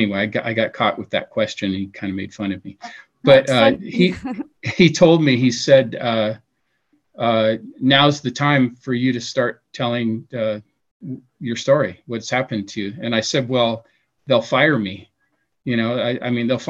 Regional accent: Seattle, Washington, United States; moved away; we're both from Seattle, we grew up together

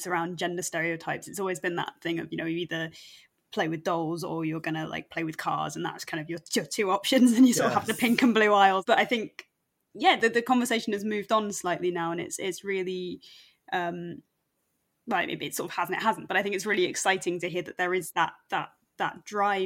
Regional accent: Wirral Peninsula, North West England, United Kingdom; we grew up LGBTQ on the Wirral Peninsula

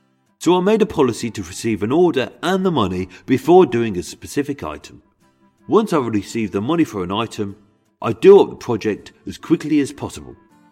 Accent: Birmingham, West Midlands, United Kingdom; accent: Brummie; I shall perform this in my birth accent. As being a Brummie, I used to sound like Benny from Crossroads.

